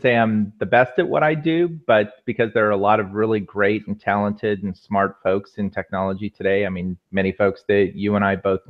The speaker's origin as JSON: {"language": "English", "town": "Walnut Creek", "region": "California", "country": "United States", "tie": "born or raised there", "also_born_or_lived": "Menlo Park / Mountain View", "moved": "as an adult", "lives_now": "Los Angeles, United States", "said": "I grew up in the Bay Area. Grew up in the East Bay, out Walnut Creek area"}